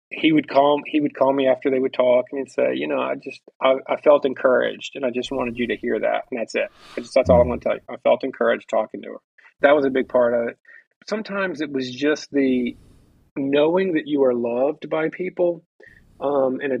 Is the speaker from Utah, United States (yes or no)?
no; Mississippi, United States; where I grew up in Mississippi